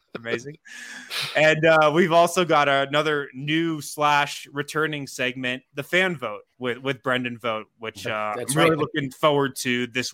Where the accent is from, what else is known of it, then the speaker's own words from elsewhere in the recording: Colorado, United States; I grew up in Colorado